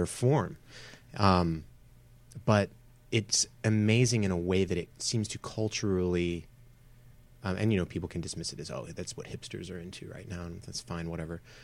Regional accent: Atlanta, Georgia, United States; now in Los Angeles, United States; from Atlanta or around Atlanta

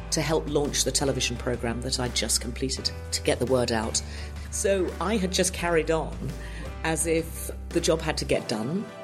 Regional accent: Lancaster, North West England, United Kingdom; moved away as an adult; now in Los Angeles, United States; I was born in Lancaster, in Lancashire, in the northwest of Great Britain. Beautiful part of the world. I'm the fifth of six children, and uh, my parents were both in public service.

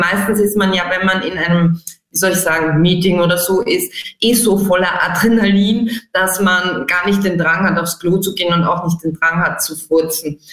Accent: Austria; bei uns in Mitteleuropa, in Österreich

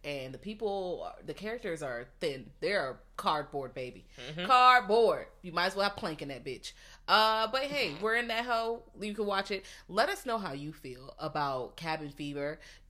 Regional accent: the South, United States; I'm from the South. I'm not gonna lie and say they just cool.

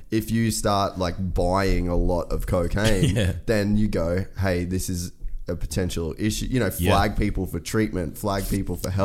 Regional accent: Australia; I don't have a Texas license, like I'm Australian, I'm just here on holidays

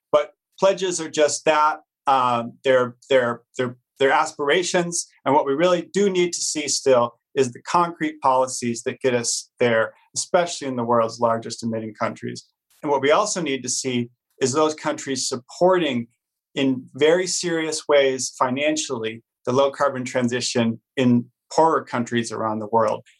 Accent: United States; I'm an American

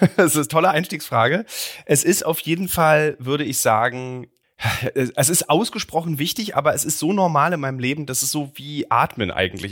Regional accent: East Germany, Germany; ich komme aus dem Osten

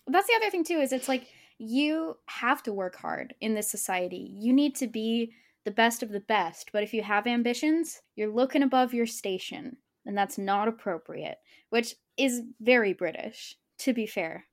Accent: United States; as an American child

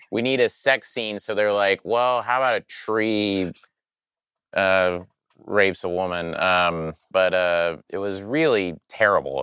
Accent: Oklahoma, United States; I grew up in Oklahoma around a lot of fundamentalist Christian people

